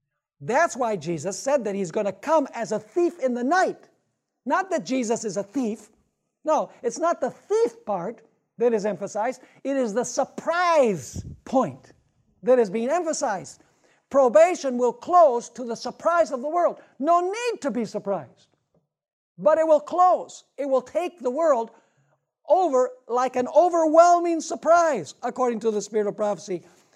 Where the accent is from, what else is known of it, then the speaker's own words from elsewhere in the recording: Wisconsin, United States; Actually, I'm from Wisconsin. It gets very cold.